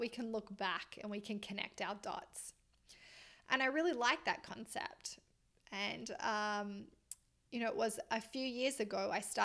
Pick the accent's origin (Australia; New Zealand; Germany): Australia; moved away as an adult; also born or lived in Melbourne, Australia; now in Canada; I'm Australian